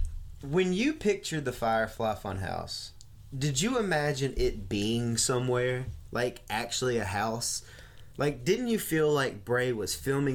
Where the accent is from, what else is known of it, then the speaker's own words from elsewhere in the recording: the South, United States; accent: Southern drawl; I got a Southern drawl.